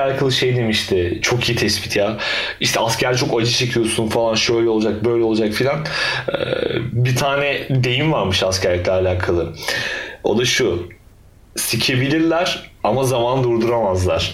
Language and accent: Turkish; Turkey; biz Türkler olarak